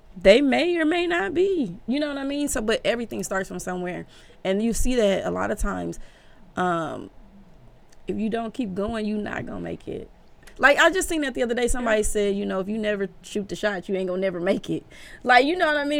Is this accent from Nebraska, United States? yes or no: yes; Omaha, Nebraska, United States; I'm from Omaha, Nebraska